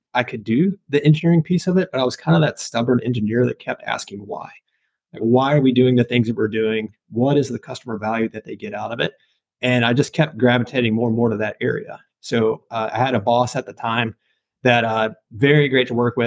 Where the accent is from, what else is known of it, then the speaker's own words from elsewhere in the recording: Nashville, Tennessee, United States; moved away; I'm from the Nashville, Tennessee area, grew up in Tennessee